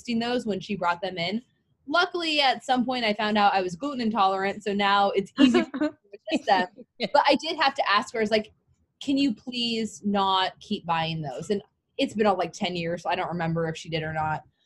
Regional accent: California, United States; also born or lived in Oregon; I was from California

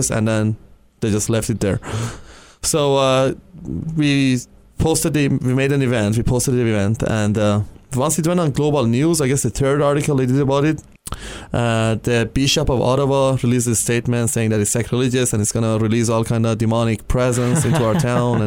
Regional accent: Iran; also born or lived in Europe; now in Canada; back home, I'm from Iran, so back home, I had no freedom

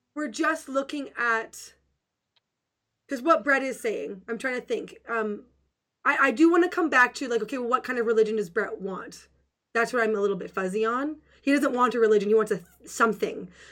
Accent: Western Canada, Canada; I'm just a nice little Canadian girl

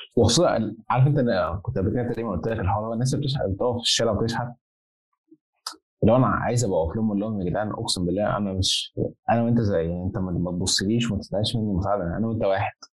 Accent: Egypt; now in Zaragoza, Spain; عندنا في مصر

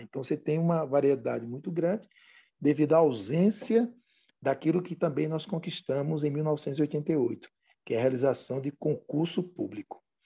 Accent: Pernambuco, Brazil; Eu sou do estado de Pernambuco

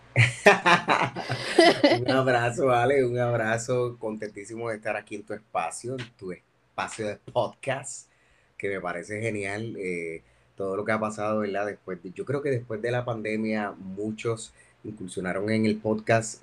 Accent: Yabucoa, Puerto Rico; yo soy un ibarito del, del pueblo de Yabucoa. Eh, tuve la, la dicha de, de crecer en un campo hermoso que se llama el barrio Quebradillas

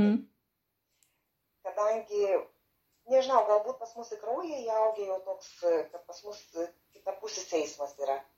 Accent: Lithuania; moved away as an adult; also born or lived in England; now in United Kingdom; kad ten mes gimėmės, ten užaugę, vis tiek širdį yra kažkoks jausmas.

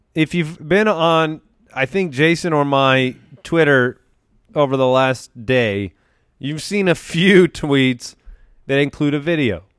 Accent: Arizona, United States; we're from Arizona

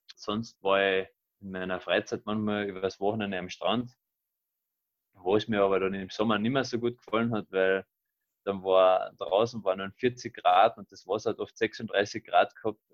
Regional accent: Carinthia, Austria; nach Villach, nach Kärnten in mein Heimatbundesland

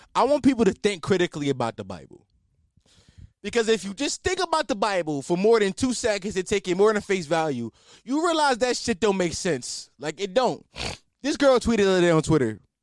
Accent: Philadelphia, Pennsylvania, United States; I'm not from New York, I'm from Philly.

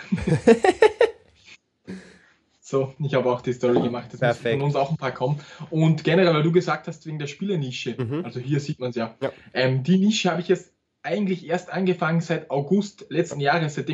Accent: Austria; ich komme aus Österreich, betreibe das Reselling jetzt schon im vierten Jahr hauptberuflich

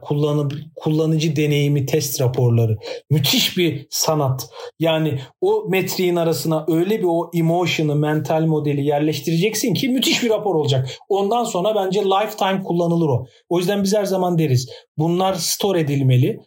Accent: Turkey

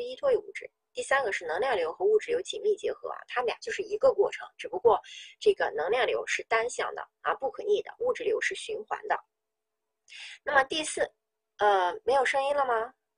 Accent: Northeast China, China; 我们东北人喜欢这个搓澡

